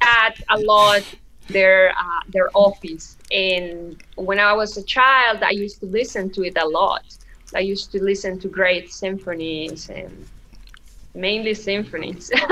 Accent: Oaxaca, Mexico; Oaxaca, my hometown

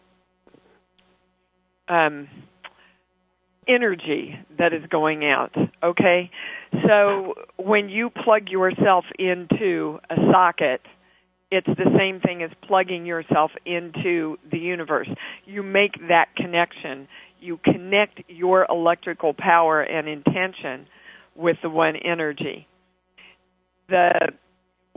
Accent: Kansas City, United States; moved away; I'm in Kansas City, my hometown.

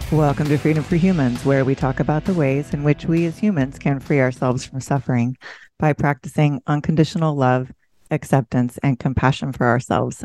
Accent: Pacific Northwest, United States; I'm from the Pacific Northwest, where it's pretty

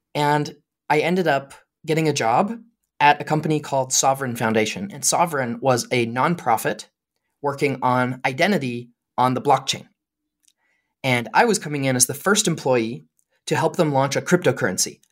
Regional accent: Lewiston, Idaho, United States; moved away as an adult; now in Utah, United States; I grew up in Lewiston, Idaho, which is a town in northern Idaho

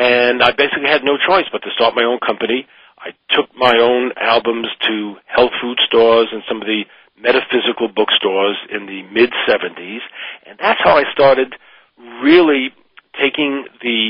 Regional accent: New York, United States; I come from New York

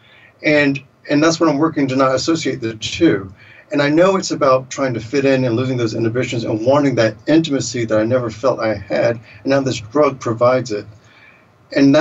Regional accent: the South, United States; moved away; I grew up in the South

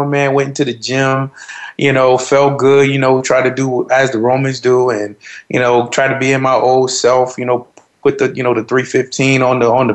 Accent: Oklahoma, United States; I'm from Oklahoma, so I know that area really well

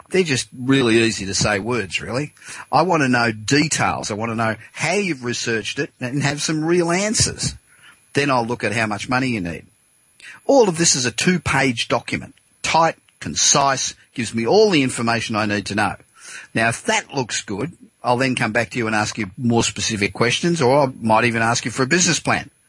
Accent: Los Angeles, California, United States; from my hometown of Los Angeles.

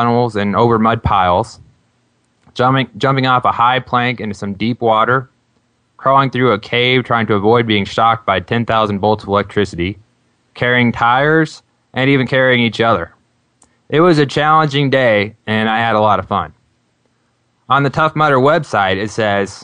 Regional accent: Burlington, Kansas, United States; my hometown of Burlington, Kansas

